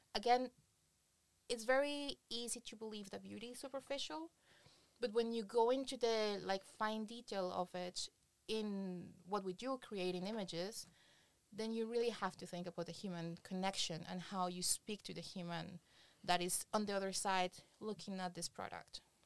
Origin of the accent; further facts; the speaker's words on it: Colombia; moved away as an adult; now in Berlin, Germany; I come from Colombia. Uh, back in Colombia, I was working for um, Rolling Stones, Playboy